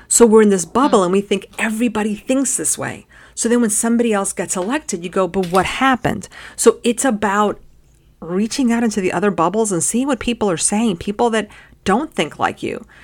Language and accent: English; United States; we're American